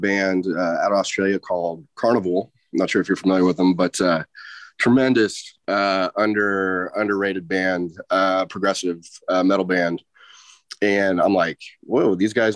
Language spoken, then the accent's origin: English; Portland, Oregon, United States; Me and the dudes, we're all from Portland and grew up here